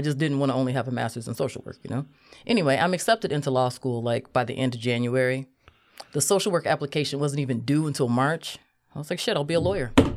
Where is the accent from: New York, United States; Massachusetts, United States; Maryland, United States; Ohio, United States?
Ohio, United States; Cleveland; I'm from Cleveland